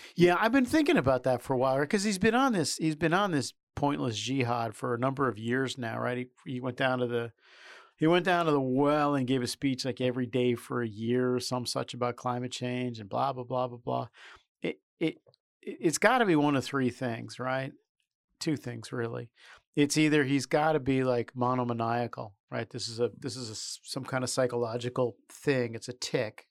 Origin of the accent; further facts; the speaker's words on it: United States; also born or lived in New York; now in Washington, United States; being Irish and Catholic in New York and D C, um, I grew up with a lot of, um, cops